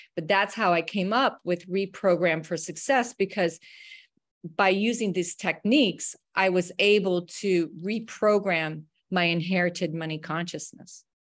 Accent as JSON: {"language": "English", "region": "Wyoming", "country": "United States", "tie": "born or raised there", "also_born_or_lived": "Colorado", "said": "I grew up in Wyoming and, uh, Colorado, very rural places."}